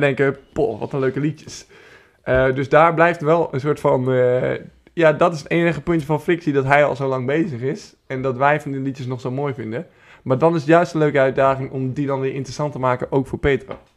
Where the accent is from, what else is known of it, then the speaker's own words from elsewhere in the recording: Beilen, Drenthe, Netherlands; also born or lived in Groningen; Ik kom zelf uit Bijlen, Drenthe. Maar Groningen is wel waar ik mijn, eh, waar ik mijn middelbare schooltijd heb doorgebracht.